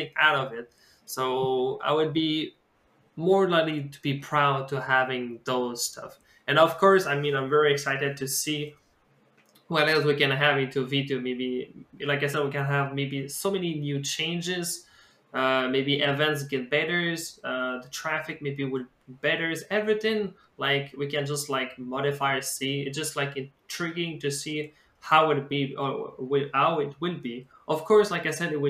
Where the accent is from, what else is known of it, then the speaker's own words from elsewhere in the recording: Quebec, Canada; I'm from the Quebec scene.